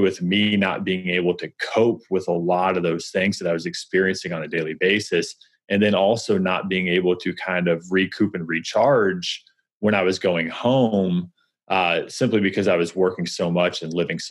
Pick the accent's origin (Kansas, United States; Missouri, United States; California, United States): Missouri, United States; moved away as an adult; also born or lived in New York; now in St. Louis, United States; We're originally from Missouri.